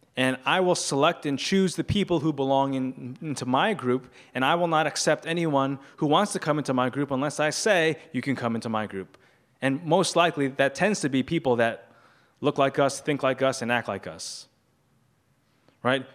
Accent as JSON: {"language": "English", "town": "New York City", "region": "New York", "country": "United States", "tie": "born or raised there", "said": "I grew up in a Chinese culture, but I grew up here in New York City"}